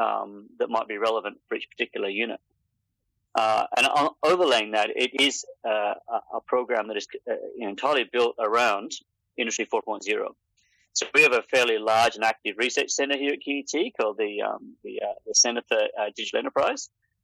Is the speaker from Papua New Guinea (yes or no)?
yes; Papua New Guinea; also born or lived in United Kingdom / Australia; I'm originally from the UK, although I lived like the majority of my life in this part of the world. I grew up in Papua New Guinea and I went to university and school in Australia